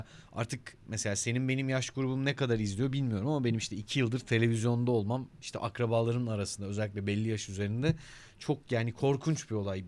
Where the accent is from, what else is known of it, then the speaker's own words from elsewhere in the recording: Denizli, Turkey; Ben doğma büyüme Denizli'yim.